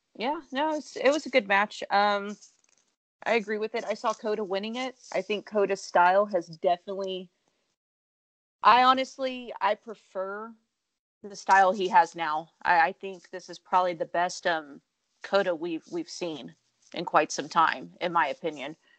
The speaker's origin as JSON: {"language": "English", "region": "Texas", "country": "United States", "tie": "born or raised there"}